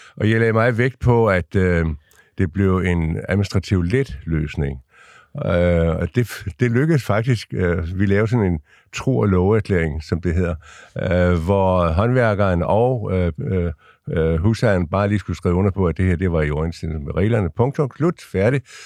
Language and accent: Danish; Lolland-Falster, Zealand, Denmark; moved away; also born or lived in Ringsted; nu kommer jeg ned fra Lolland Falster